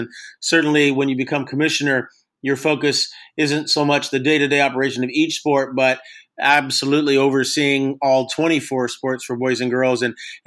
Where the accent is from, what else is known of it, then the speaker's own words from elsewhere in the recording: Long Beach, California, United States; I grew up in Long Beach